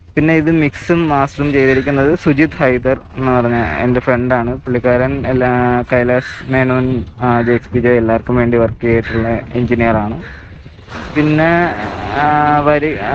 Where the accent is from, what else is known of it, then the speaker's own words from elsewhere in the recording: Kollam, Kerala, India; now in Chennai, India; എന്റെ നാട് കൊല്ലമാണ് ഞാൻ താമസിക്കുന്നത് ചെന്നൈയിലാണ്